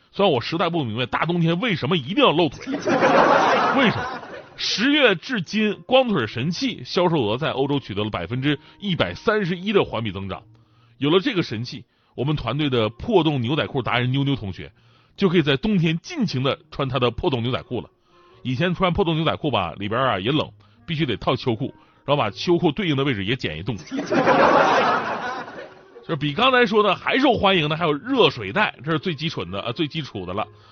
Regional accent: northern China, China; 我是北方人啊

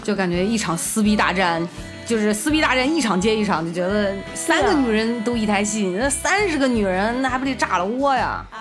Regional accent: Qingdao, Shandong, China; 我是青岛人

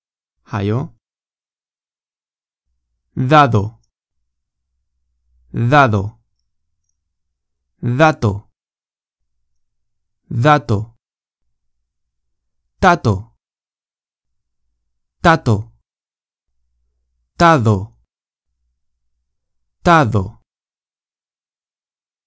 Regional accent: Spain; Chinese is a second language; 我是没有地方口音的西班牙人，我爸妈都是老师。所以在家里，我们讲的西班牙语非常标准

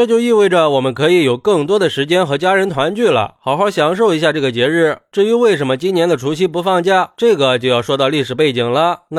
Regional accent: China; 毕竟春节对我们中国人来说，那是最重要的一个传统节日了

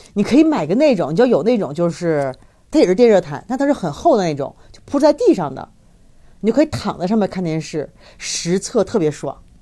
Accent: China; now in Mexico; 但是不包括我们中国人的名字啊。

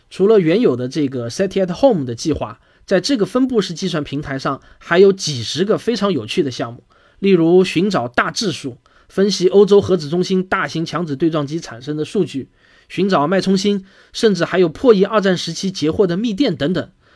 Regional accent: China; 我们中国人

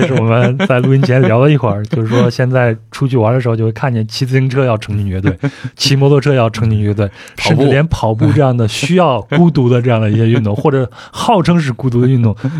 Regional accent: China; 啊，那你最后得出的结论是什么？为什么我们中国人去走的少呢？

